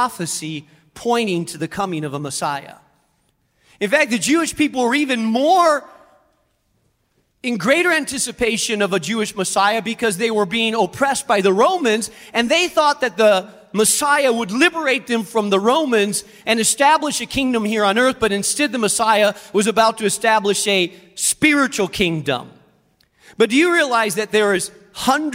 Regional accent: Spain; moved away; I grew up in Spain, and there are many, many bridges, aqueducts, roads

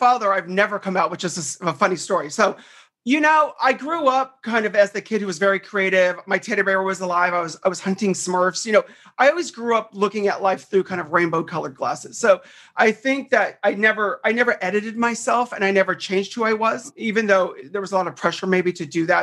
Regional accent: Southern California, United States; I grew up in Southern California. I'm like one of the rare few people that is from here

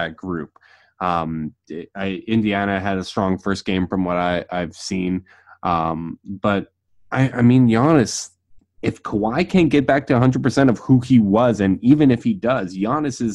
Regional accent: Canada; I'm the Canadian here

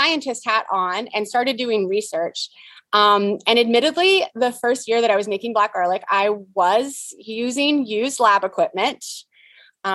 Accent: San Diego, California, United States; moved away as an adult; also born or lived in Abu Dhabi; now in Texas, United States; I am from San Diego.

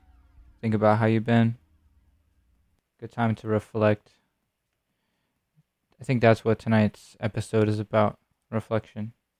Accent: Florida, United States; moved away; I'm originally from Florida.

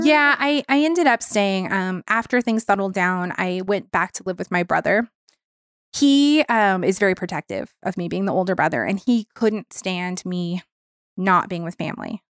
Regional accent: Long Beach, California, United States; also born or lived in Orange County; Long Beach, which is my hometown

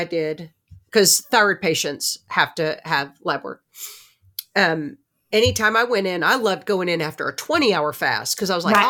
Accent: Newark, New Jersey, United States; Remember, I'm the girl from Newark, New Jersey. That's where my New Jersey Jew shows.

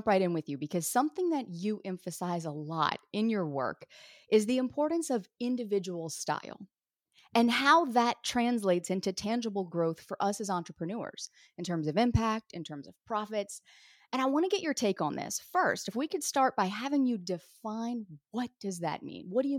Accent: the South, United States; For years in my business, people didn't even know I was from the South, because you couldn't detect a hint of twang in my voice at all.

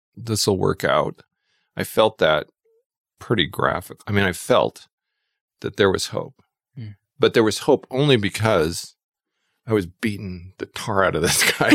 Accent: Twin Falls, Idaho, United States; also born or lived in New York; now in Boise, United States; I grew up in Twin Falls, Idaho

